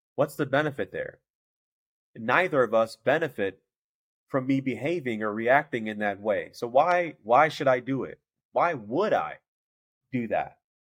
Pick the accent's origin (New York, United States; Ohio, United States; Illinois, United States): Illinois, United States; Chicago; I know I'm from Chicago